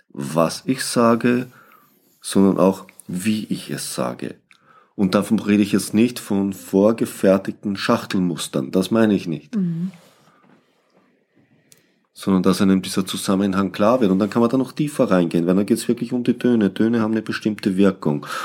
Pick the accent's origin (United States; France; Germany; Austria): Austria; moved away; Ich bin Österreicher